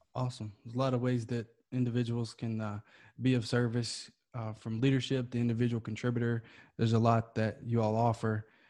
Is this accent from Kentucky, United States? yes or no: yes; Kentucky, United States; moved away as an adult; now in California, United States; I'm originally from Kentucky. We had those back in my tri-state area.